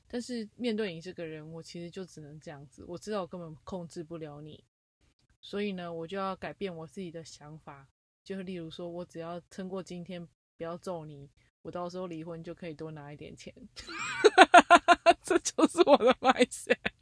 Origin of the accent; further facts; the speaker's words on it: Taiwan; now in United States; 以我们台湾人来说